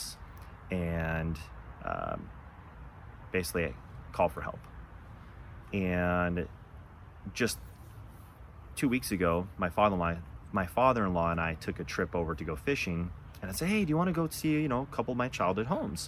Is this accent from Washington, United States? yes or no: yes; Buena, Washington, United States; also born or lived in Zillah, Washington; I grew up in Eastern Washington. Maybe some of you know where the little town of Zilla is. Probably very few of you know where a little town Buena is